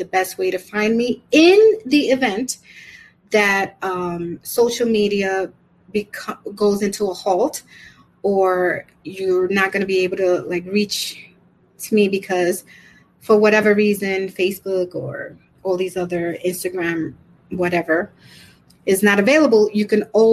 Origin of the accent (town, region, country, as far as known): New York City, New York, United States; born or raised there; also born or lived in Brooklyn